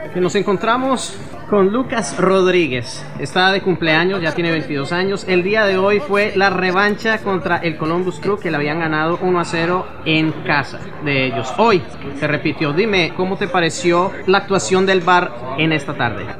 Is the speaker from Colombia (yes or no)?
yes; Colombia; moved away; el Colombiano